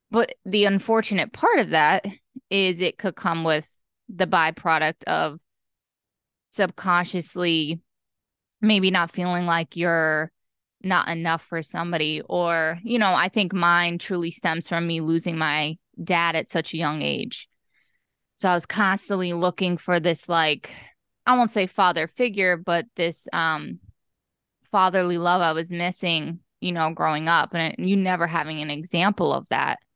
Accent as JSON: {"language": "English", "town": "East Stroudsburg", "region": "Pennsylvania", "country": "United States", "tie": "born or raised there", "also_born_or_lived": "Tannersville, Pennsylvania / Mount Pocono, Pennsylvania", "lives_now": "Harrisburg, United States", "said": "I was, uh, born and raised in Pennsylvania, but specifically East Stroudsburg, Pennsylvania"}